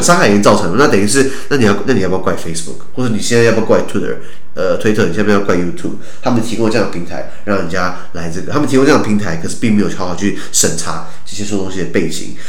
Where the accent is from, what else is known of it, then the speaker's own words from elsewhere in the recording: Taiwan; 我们台湾人